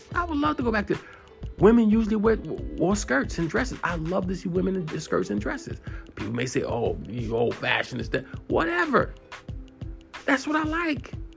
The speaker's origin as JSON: {"language": "English", "town": "New York City", "region": "New York", "country": "United States", "said": "I'm from New York City"}